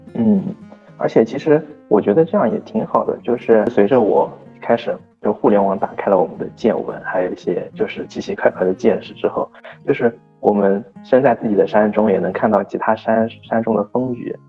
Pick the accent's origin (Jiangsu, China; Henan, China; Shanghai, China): Shanghai, China; accent: Jinshan dialect; 他们市区的方言和我们金山的方言又 不一样 就是我感觉差的还挺多的嘛